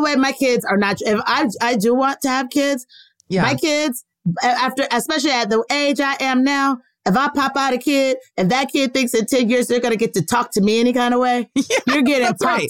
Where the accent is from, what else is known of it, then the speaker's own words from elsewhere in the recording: the South, United States; I'm from the South